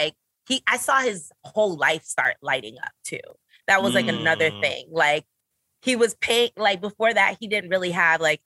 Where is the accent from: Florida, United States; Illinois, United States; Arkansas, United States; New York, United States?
New York, United States; New York City; I'm a Brooklyn girl. I'm from Flatbush